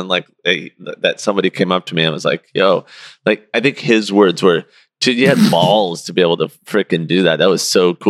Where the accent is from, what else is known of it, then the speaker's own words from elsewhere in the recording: Seattle, Washington, United States; I grew up in Seattle during the time of gang era